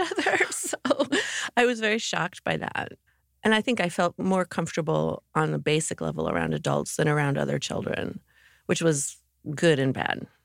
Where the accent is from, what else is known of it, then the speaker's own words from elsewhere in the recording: Morristown, New Jersey, United States; also born or lived in Mendham, New Jersey; Morristown, New Jersey